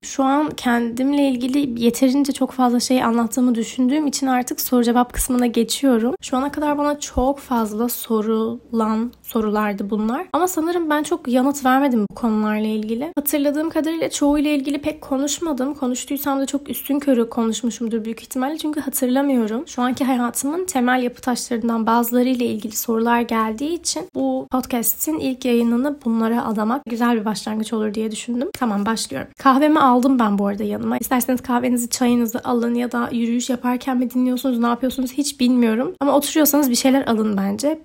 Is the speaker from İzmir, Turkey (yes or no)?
no; Ordu, Turkey; moved away as an adult; also born or lived in Zurich, Switzerland / Sinop; now in Istanbul, Turkey; İsviçre'de doğdum. 7 yaşıma kadar Zürih'te yaşadım. Sonra Türkiye'ye taşındık. Orduluyum. Ordu ve Sinop. Üniversite için İstanbul'a taşınana kadar da Ordu'da yaşıyordum